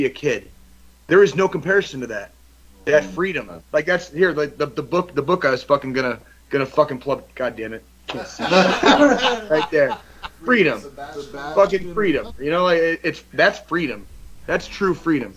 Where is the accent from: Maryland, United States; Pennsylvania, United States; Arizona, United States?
Arizona, United States; Tucson; moved away as an adult; I grew up in Tucson, Arizona